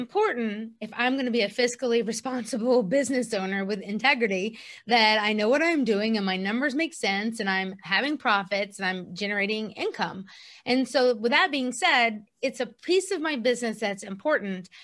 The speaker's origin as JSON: {"language": "English", "town": "Columbia", "region": "South Carolina", "country": "United States", "tie": "born or raised there", "also_born_or_lived": "Kentucky", "moved": "as an adult", "said": "we ultimately moved in two thousand fourteen to my hometown in Columbia, South Carolina"}